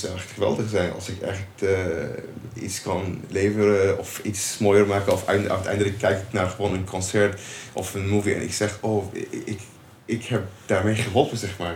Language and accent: Dutch; Syria; Dutch is a second language; moved away as an adult; now in Nijmegen, Netherlands; Ik kom uit Syrië. Eh, ik woon in Nederland sinds 2018.